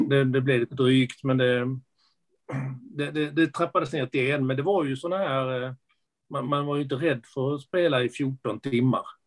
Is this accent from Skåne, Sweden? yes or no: yes; Skåne, Sweden; accent: Skånska; also born or lived in Lund / Enköping; jag pratar skånska. Ja. Det, det, skånska pratar jag nog för att jag bor i Lund. Jag har bott i Skåne i princip hela mitt liv